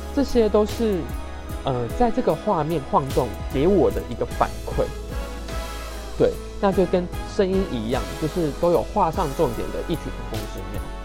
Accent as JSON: {"language": "Chinese", "country": "Taiwan", "said": "我们台湾人"}